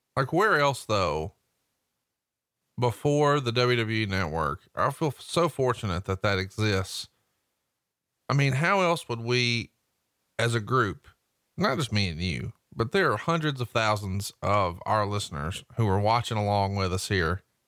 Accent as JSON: {"language": "English", "region": "Alabama", "country": "United States", "said": "I'm from Alabama"}